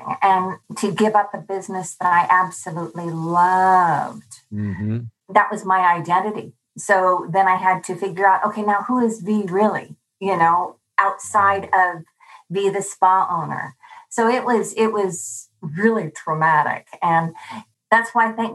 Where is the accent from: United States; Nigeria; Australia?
United States; Hawaii; I'm from Hawaii